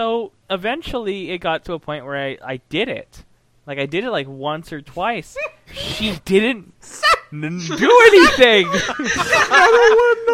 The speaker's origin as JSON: {"language": "English", "region": "Texas", "country": "United States", "tie": "born or raised there", "said": "I grew up in Texas"}